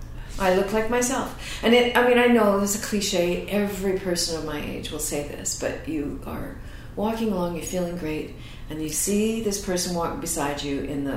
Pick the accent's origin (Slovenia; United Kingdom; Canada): Canada; I'm, I think, known as a Canadian actress.